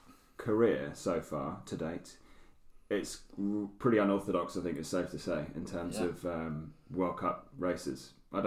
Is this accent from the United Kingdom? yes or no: yes; United Kingdom; it's not easy being a Brit. Yeah. You know, we don't have the mountains.